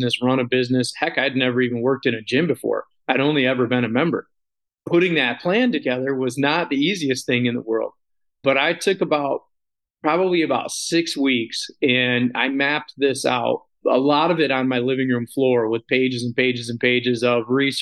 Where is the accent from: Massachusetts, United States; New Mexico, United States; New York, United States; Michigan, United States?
Michigan, United States; Sanford; my hometown of Sanford / Midland County